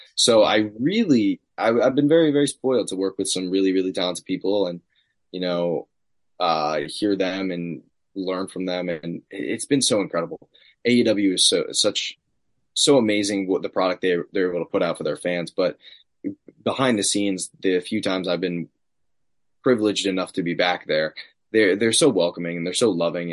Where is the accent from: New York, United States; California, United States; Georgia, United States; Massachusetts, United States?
New York, United States; Long Island; Creative Pro Wrestling, my academy that I trained at, both on Long Island. Grew up like 15 minutes away from it.